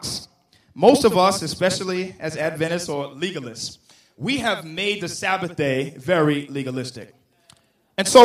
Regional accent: the South, United States; I come from the South

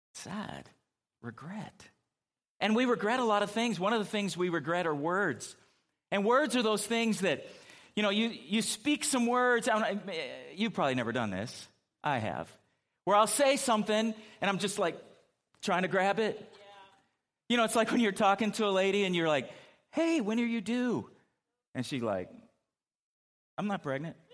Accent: California, United States; moved away; growing up in California

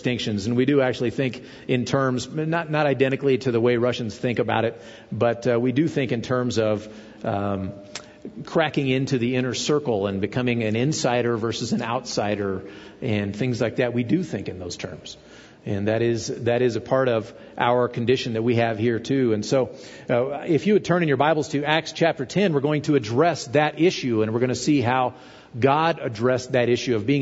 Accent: United States; being an American

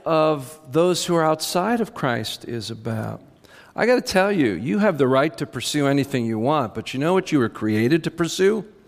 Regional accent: United States; we're Americans

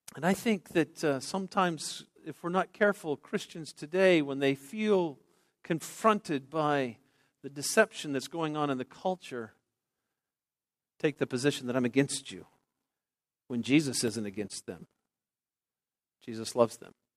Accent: Denver, Colorado, United States; I grew up in Denver

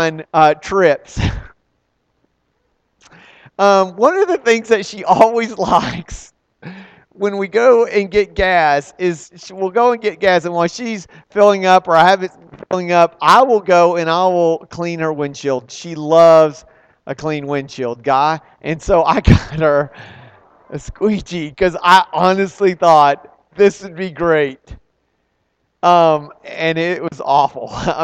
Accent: Texas, United States; I'm a guy from Texas

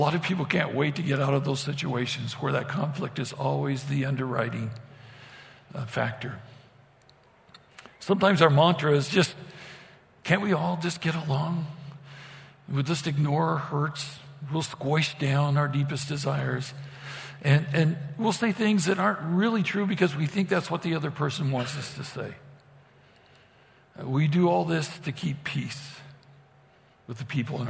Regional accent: Idaho, United States; moved away; growing up in Idaho

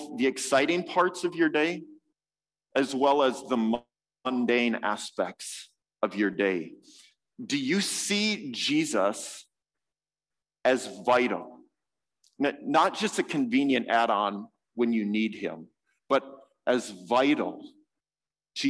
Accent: United States; as an American

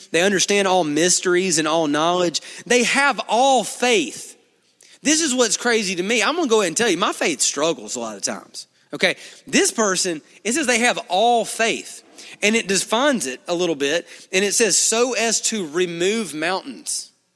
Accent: Duncanville, Alabama, United States; I'm from here. I'm from Duncanville

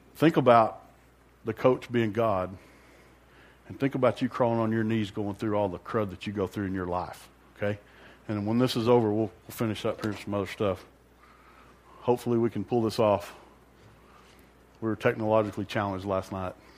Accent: Amarillo, Texas, United States; I grew up in Amarillo

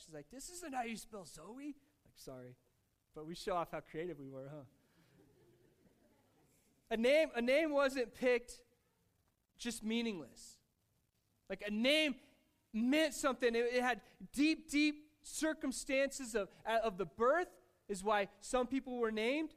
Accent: Ordway, Colorado, United States; growing up in Ordway, Colorado

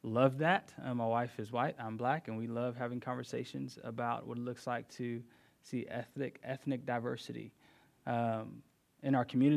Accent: Houston, Texas, United States; moved away as an adult; now in Durham, United States; I'm from Houston, Texas, originally

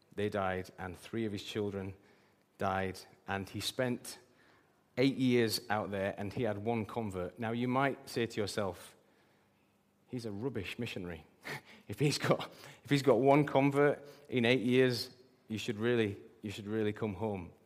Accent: England, United Kingdom; I'm British

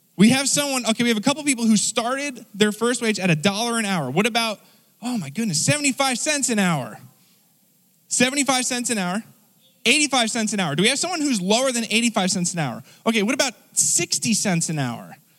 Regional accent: United States; as American people

